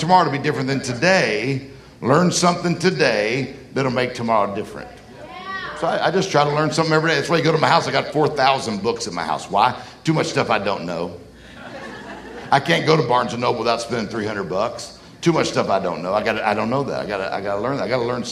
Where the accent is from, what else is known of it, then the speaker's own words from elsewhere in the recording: Mississippi, United States; I'm from Mississippi